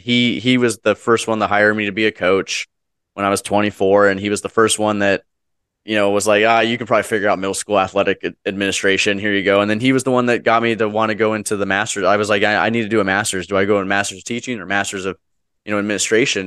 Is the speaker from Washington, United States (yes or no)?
yes; Wenatchee, Washington, United States; my local, uh, school district that I was from, uh, my hometown, Wenatchee, Washington